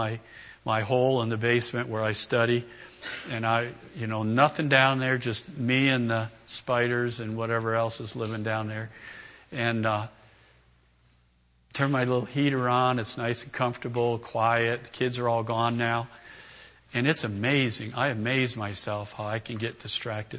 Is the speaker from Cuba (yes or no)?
no; East Coast, United States; moved away; Raised back east, Red Sox fan, hated the Yankees